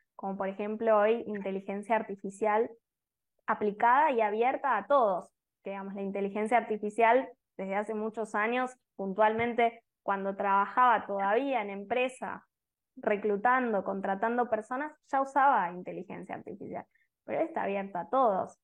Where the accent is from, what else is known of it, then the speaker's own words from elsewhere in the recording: Argentina; now in Costa Rica; soy argentina, pero vivo en Costa Rica